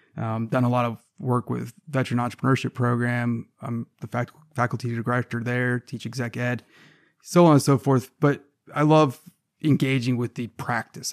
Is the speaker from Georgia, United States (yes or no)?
yes; Savannah, Georgia, United States; I, am from Savannah, Georgia. I'm, i grew up in the South